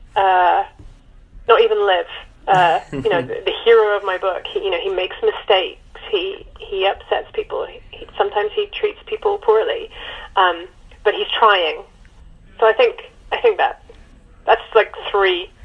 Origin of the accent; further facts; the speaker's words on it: United Kingdom; as a Brit